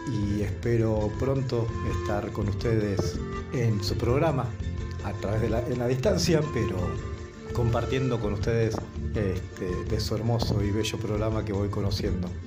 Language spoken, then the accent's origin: Spanish; Bariloche, Río Negro, Argentina; soy mapuche, nacido a orillas del lago Nahuel Huapi, en Furilopche, Bariloche, Argentina.